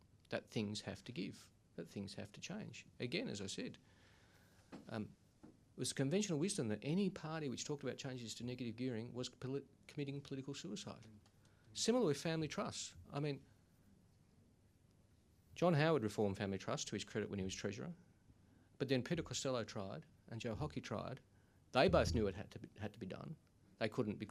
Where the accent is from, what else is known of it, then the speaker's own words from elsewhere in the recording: Sydney, New South Wales, Australia; I grew up in Smithfield in Western Sydney.